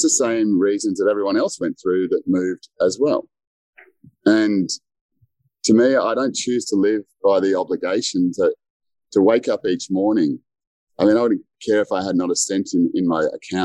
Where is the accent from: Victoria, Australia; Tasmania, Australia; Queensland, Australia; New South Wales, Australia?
Victoria, Australia; Melbourne; moved away; I'm originally from Melbourne